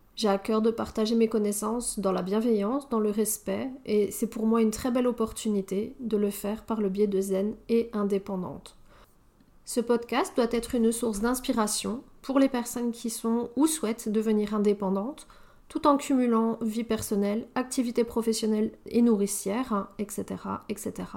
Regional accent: France; moved away as an adult; now in Belgium; je suis française, mais effectivement, je vis en Belgique

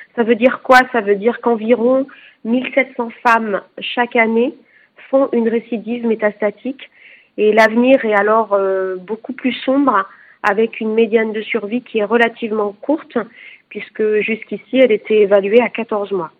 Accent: France; chez nous en France

